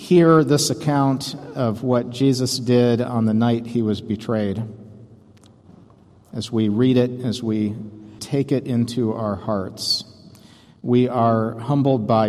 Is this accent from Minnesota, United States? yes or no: yes; St. Paul, Minnesota, United States; I'm from St. Paul, Minnesota